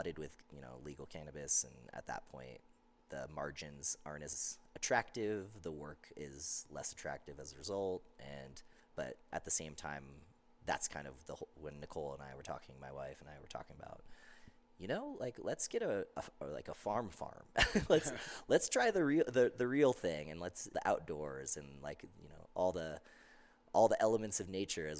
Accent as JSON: {"language": "English", "area": "outside of Seattle", "region": "Washington", "country": "United States", "tie": "born or raised there", "also_born_or_lived": "Southern California", "moved": "yes", "lives_now": "Palisade, United States", "said": "I grew up raised outside of Seattle area"}